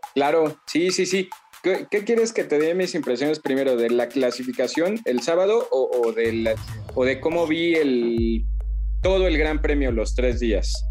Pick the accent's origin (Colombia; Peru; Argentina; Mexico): Mexico; nosotros somos mexicanos